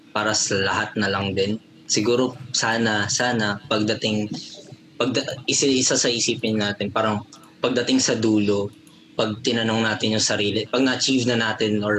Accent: Pampanga, Philippines; kapampangan kasi ako.

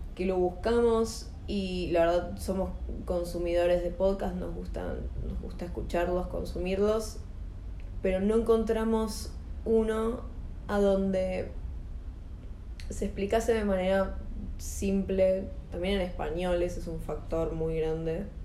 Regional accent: Buenos Aires Province, Argentina; somos de provincia de Buenos Aires

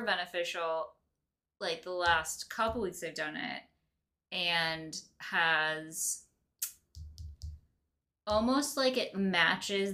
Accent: Lake Michigan, Midwest, United States; we grew up in Lake Michigan

